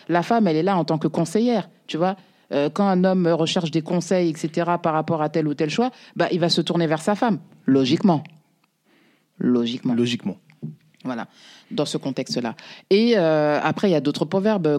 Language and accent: French; Paris, Île-de-France, France; also born or lived in Mauritania (ancestry, Soninke) / banlieue; j'ai grandi à, je suis né, j'ai grandi à Belleville.